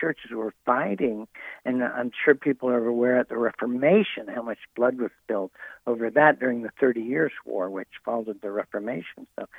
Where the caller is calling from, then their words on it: Nashville, Tennessee, United States; I'm calling in from Nashville. I'm at the National Religious Broadcasters Conference in Nashville.